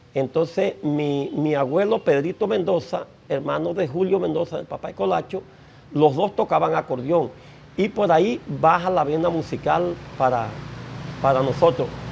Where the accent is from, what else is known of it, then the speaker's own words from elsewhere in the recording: Caracolí, La Guajira, Colombia; also born or lived in San Juan del Cesar; cuando me vine de, del pueblo de, de Caracolí y aterricé en San Juan del Cesar